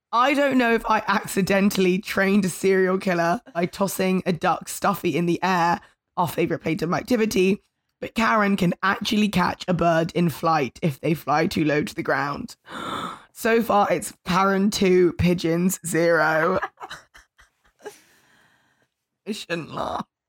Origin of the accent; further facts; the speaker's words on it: London, United Kingdom; as a Londoner